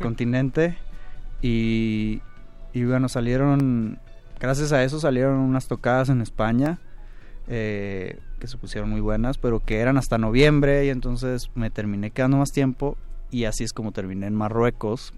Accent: Hermosillo, Sonora, Mexico; yo que soy de Hermosillo

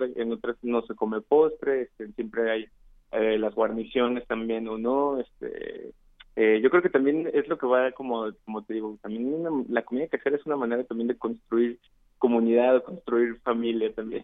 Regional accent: San Luis Potosí, Mexico; now in Mexico City, Mexico; Yo soy de San Luis Potosí, de la capital

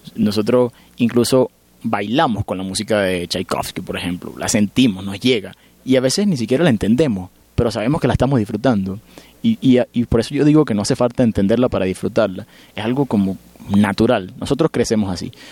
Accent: Venezuela; moved away; yo me siento muy feliz y muy afortunado de haber nacido y crecido en Venezuela

